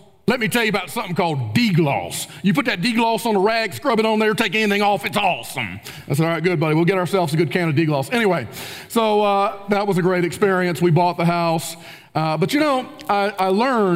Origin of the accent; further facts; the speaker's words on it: Spartanburg, South Carolina, United States; moved away as an adult; also born or lived in Kentucky; now in Spartanburg, United States; I was from Spartanburg, so we were already familiar with the community